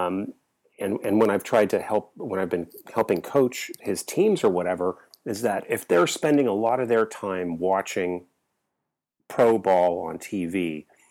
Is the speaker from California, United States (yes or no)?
yes; Bay Area, California, United States; growing up in the Bay Area